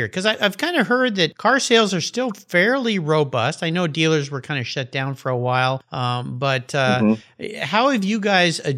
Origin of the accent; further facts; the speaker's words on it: San Diego, California, United States; I grew up in La Jolla, so it's kind of my hometown